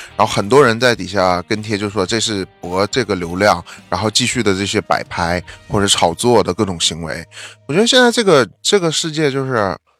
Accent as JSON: {"language": "Chinese", "region": "Northeast China", "country": "China", "tie": "born or raised there", "moved": "yes", "said": "我们老家东北"}